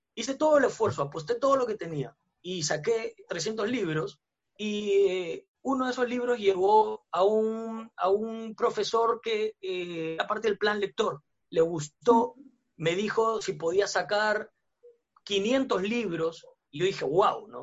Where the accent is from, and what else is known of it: Peru